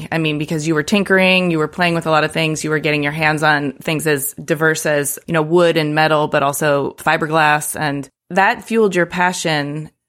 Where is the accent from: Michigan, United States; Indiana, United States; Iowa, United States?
Michigan, United States; Detroit; I grew up in Detroit.